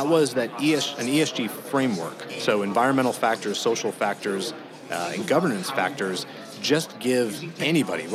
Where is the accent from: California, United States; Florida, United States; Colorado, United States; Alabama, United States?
Colorado, United States; growing up in Colorado, we had the Denver Post and the Rocky Mount News